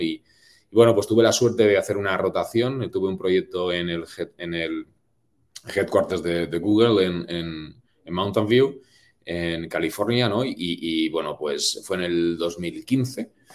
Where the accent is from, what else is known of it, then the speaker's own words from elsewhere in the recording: Spain; moved away as an adult; como buen latino y buen español